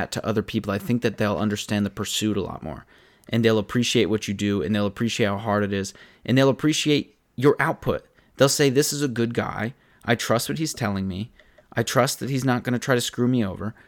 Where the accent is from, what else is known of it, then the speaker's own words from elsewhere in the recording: tri-state area, United States; I grew up in the tri-state area